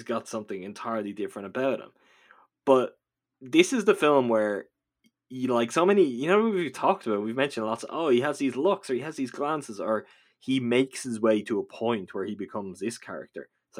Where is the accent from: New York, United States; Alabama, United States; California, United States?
California, United States; I grew up in Southern California, and at night you could hear them howling sometimes